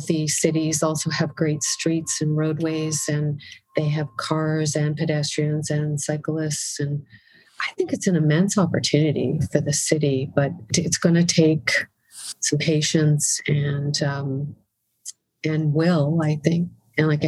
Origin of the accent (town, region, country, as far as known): Winnipeg, Manitoba, Canada